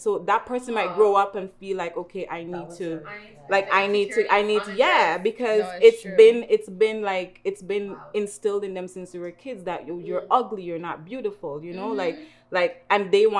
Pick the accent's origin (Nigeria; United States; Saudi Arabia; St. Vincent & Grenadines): St. Vincent & Grenadines; moved away; I'm from St. Vincent